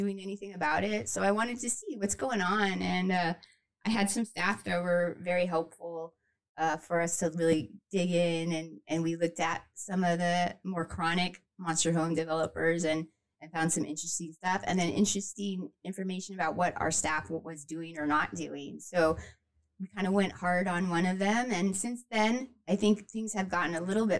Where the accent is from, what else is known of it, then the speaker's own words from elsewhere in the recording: Pasadena, California, United States; now in Honolulu, United States; I went to high school at John Muir High School, which is not in Kauai. It's in Pasadena, California